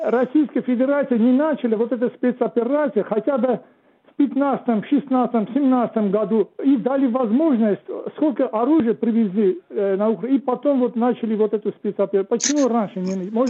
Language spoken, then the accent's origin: Russian; Gyumri, Shirak, Armenia; Я сам из Ленинакана.